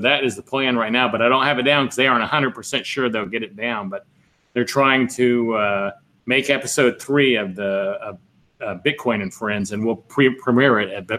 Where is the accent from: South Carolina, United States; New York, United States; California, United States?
South Carolina, United States; now in Texas, United States; When I grew up in South Carolina